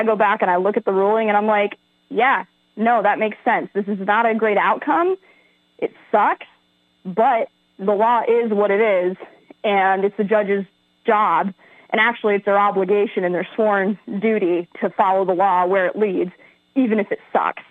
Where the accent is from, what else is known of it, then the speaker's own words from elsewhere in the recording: Pima County, Arizona, United States; I'm born and raised in Pima County my whole life